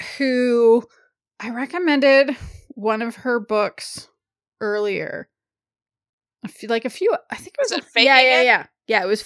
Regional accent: Canada; I'm Canadian

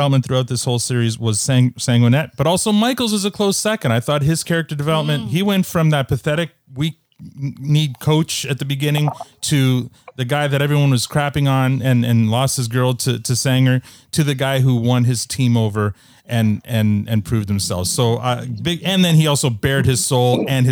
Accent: Canada; I'm the world's worst Canadian.

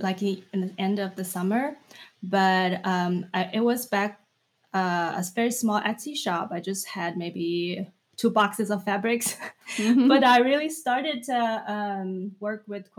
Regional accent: China; moved away as an adult; now in United States; when I came to United States to study when I was 20 from China

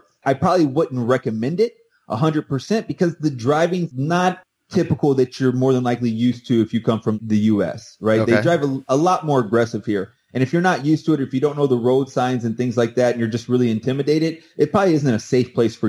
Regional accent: St. Louis, Missouri, United States; I came from St. Louis. I come from some really, really violent areas.

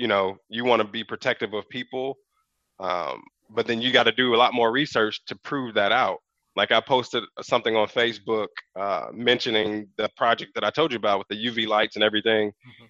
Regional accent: Chicago, Illinois, United States; now in California, United States; I just told my wife when I came from Chicago and visited Moreno Valley years ago when I was a kid

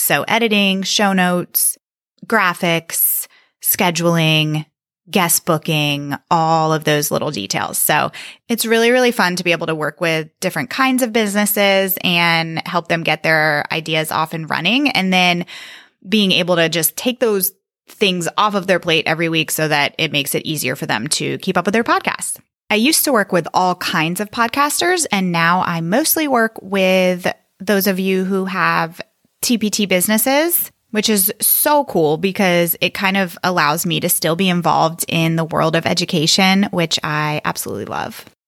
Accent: Northern Virginia, United States; I am from Northern Virginia

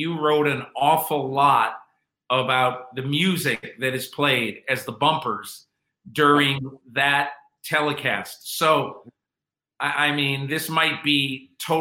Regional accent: Connecticut, United States; when I was 10 years old growing up in Connecticut

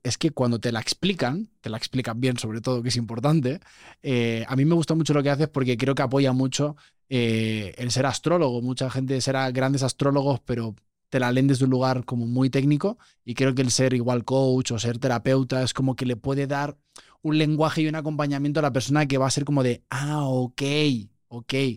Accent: Spain; also born or lived in Mexico; Los que venimos de este mindset como muy español, muy europeo

